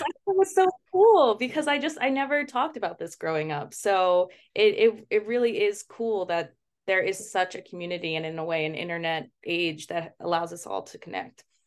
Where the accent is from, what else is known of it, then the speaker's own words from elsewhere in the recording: Baltimore, Maryland, United States; also born or lived in Kirov, Russia; I was adopted from Russia, um, but I was raised in Baltimore